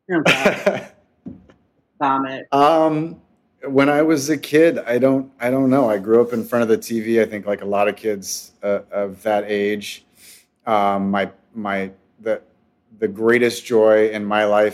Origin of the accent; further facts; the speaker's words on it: West Covina, California, United States; I was born and raised in Southern California in the San Gabriel Valley. Most of my life in West Covina